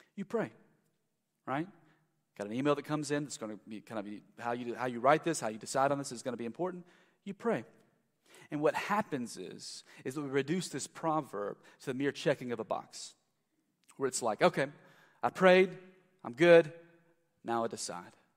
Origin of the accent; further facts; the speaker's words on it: South Carolina, United States; moved away as an adult; also born or lived in Louisville, Kentucky; I'm from South Carolina